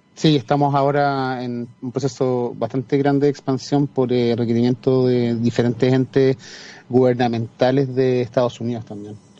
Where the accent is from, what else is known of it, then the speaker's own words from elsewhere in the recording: Chile; first language Spanish; also born or lived in Singapore; Chile tiraba más en ese momento y, quise volver a mi tierra